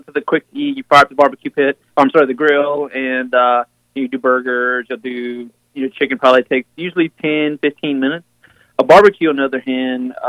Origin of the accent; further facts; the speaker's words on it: South Louisiana, United States; moved away as an adult; now in Oregon, United States; I'm originally from South Louisiana.